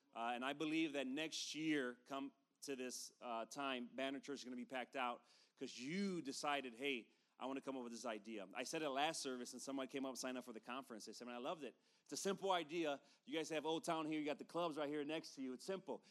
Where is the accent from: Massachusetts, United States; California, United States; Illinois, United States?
Illinois, United States; Chicago; now in East Valley, Phoenix area, United States; we come from Chicago, I was born and raised there.